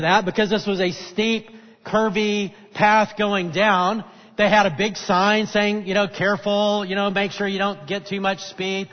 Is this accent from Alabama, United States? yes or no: yes; North Alabama, United States; moved away; I grew up in North Alabama